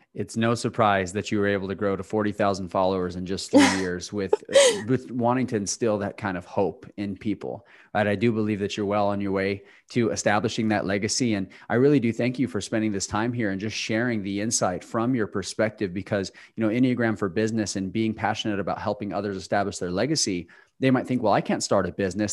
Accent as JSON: {"language": "English", "region": "New Mexico", "country": "United States", "moved": "yes", "lives_now": "Charlotte, United States", "said": "I'm from New Mexico"}